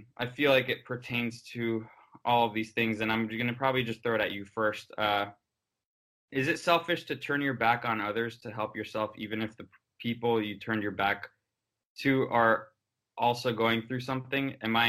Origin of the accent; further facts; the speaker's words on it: Miami, Florida, United States; But there, I'm from Miami, and there's no waves there